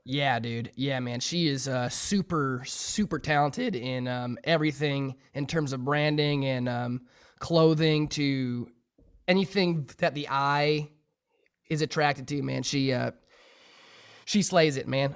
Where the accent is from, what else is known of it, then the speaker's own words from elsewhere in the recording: Sheridan, Wyoming, United States; my hometown in Sheridan, Wyoming